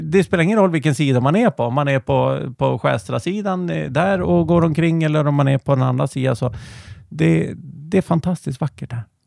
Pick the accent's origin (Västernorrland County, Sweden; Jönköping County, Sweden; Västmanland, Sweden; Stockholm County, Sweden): Västernorrland County, Sweden; Härnösand; also born or lived in Nyköping; now in Järvsö, Sweden; vi är från Härnösand ursprungligen